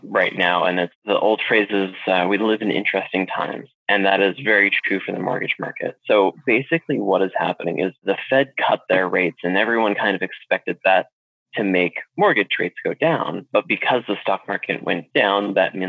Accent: Alaska, United States; moved away as an adult; also born or lived in South Carolina / Washington State / Arizona; now in Florida, United States; I originally grew up in Alaska, and then I joined the Navy and went to South Carolina and then Washington State

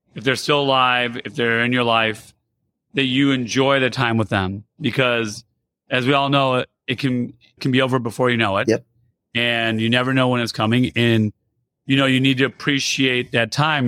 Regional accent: United States; also born or lived in Iran; I grew up here in America, and I was originally born in Iran.

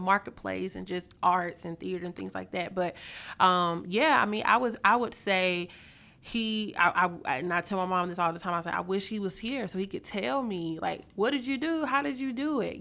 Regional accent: Mobile, Alabama, United States; moved away as an adult; now in Atlanta, United States; I'm originally from Mobile, Alabama

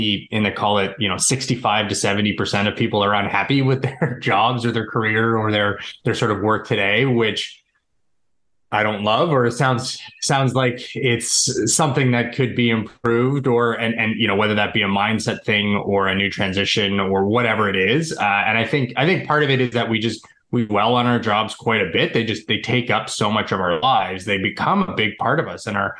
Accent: suburbs of Toronto, Ontario, Canada; I'm Canadian. I've always been living in the suburbs of Toronto where I was born and now live

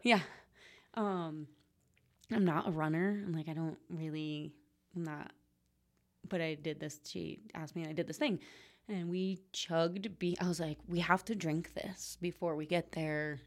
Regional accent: Trumbull, Connecticut, United States; moved away as an adult; also born or lived in Vermont; Trumbull. It's the name of the town I grew up in, actually.

